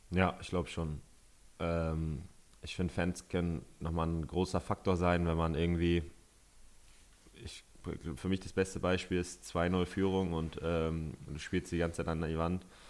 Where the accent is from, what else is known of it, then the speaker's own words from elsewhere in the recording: Northern Germany, Germany; als Norddeutscher